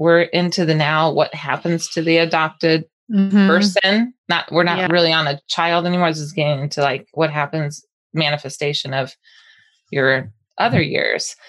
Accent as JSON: {"language": "English", "region": "Colorado", "country": "United States", "said": "I'm from Colorado."}